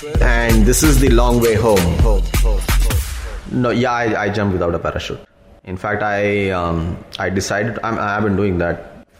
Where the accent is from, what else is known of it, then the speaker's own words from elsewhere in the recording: India; also born or lived in Devlali; So my father's in the army, so all over India, yeah.